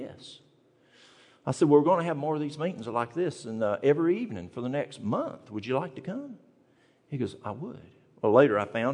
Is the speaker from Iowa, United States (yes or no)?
no; East Tennessee, United States; moved away; I'm from the mountains of East Tennessee. And when we grew up in the South in East Tennessee